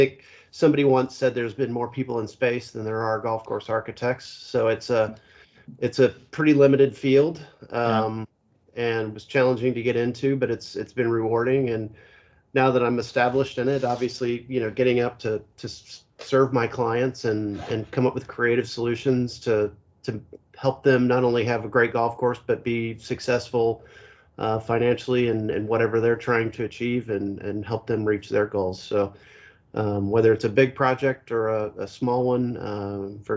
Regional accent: Kansas City, Missouri, United States; I'm from Kansas City, Missouri, so that's kind of in the middle of the country, and the golf isn't terribly good in where I grew up

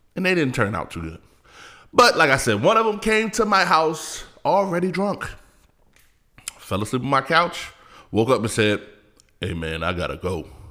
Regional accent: California, United States; I'm from Cali

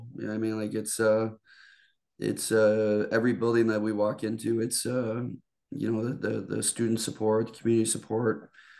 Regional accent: Stratford, Ontario, Canada; moved away as an adult; now in United States; when I grew up in Stratford.

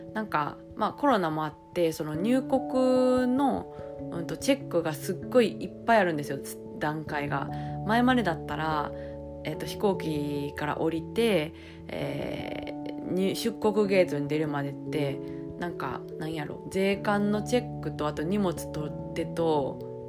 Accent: Japan; now in France; 久しぶりにあの母国に帰ってきて

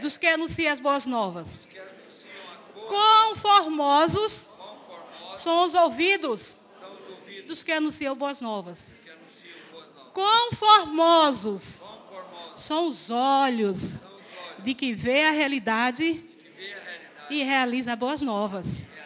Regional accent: Pernambuco, Brazil; moved away; Eu estou representando Pernambuco, eu sou pernambucana.

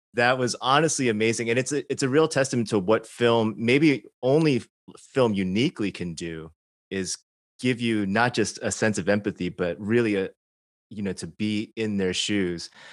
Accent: Chicago, Illinois, United States; I grew up in sh-, suburban Chicago, not Arkansas

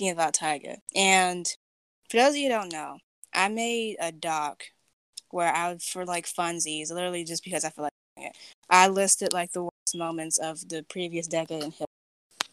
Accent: California, United States; I'm from California. I live in California

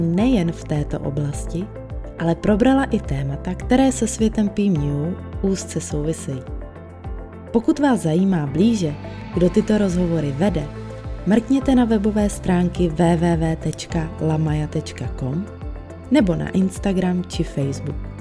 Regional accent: Czechia; now in Chicago, United States; z té české povahy

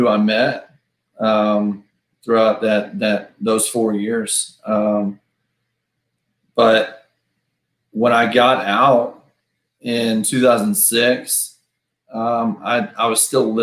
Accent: Princeton, Texas, United States; also born or lived in McKinney, Texas; growing up in Princeton, you know, when I was growing up, we had to go to McKinney for everything

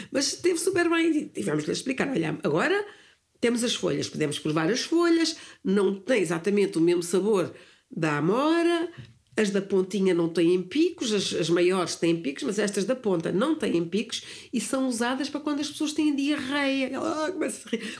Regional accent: near Sintra, Lisbon, Portugal; moved away as an adult; also born or lived in London, United Kingdom; eu nasci no campo nasci ali perto de Sintra

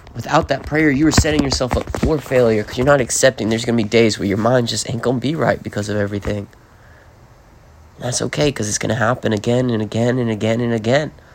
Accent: the South, United States; I'm fucking from the South, so I say y'all

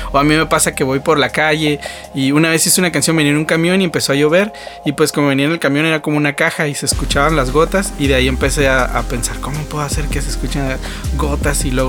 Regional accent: Mexico; Sí, pues el orgullo mexicano, ¿no? Siempre nos gusta este como que levantar el, nombre de México de alguna manera

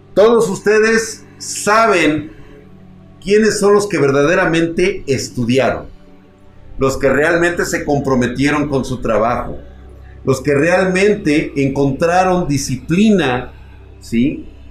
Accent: Mexico; somos mexicanos

